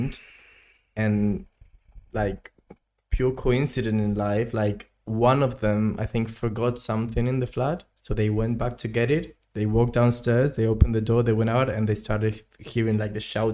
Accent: Spain; now in London, United Kingdom

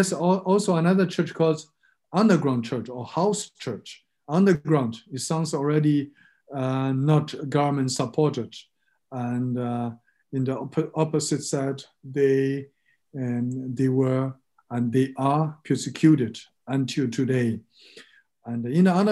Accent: China; also born or lived in Burma / Thailand / Germany; now in Frankfurt, Germany; I grew up in China and lived in Burma, in Thailand. And since 2001, my family and my parents, we are living in Germany

